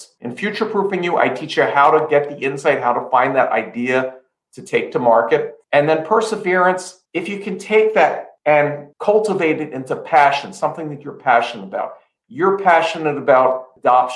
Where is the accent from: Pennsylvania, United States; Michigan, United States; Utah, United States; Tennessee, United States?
Pennsylvania, United States; Philadelphia; growing up in Philadelphia in a row house